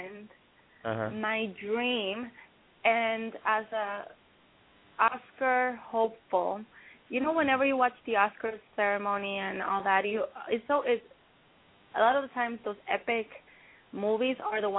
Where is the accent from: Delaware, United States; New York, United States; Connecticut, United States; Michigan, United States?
New York, United States; New York City; accent: East Coast; moved away as an adult; also born or lived in Dominican Republic; now in Los Angeles, United States; I was raised in New York, in Washington Heights